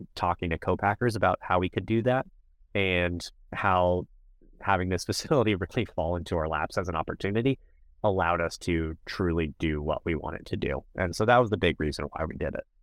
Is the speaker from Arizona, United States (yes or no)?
no; Miami, Florida, United States; moved away; I'm originally from Miami, so I'm a Miami sports fan